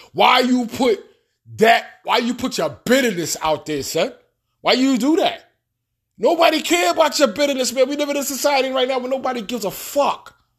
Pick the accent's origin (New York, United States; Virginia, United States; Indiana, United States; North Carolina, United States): New York, United States; New York City; moved away as an adult; also born or lived in Bronx / Far Rockaway / New Jersey / Alabama; I'm from Queens, Queens, New York. I got my seal, I got my stamp, it's on my birth certificate, whatever. I grew up in Queens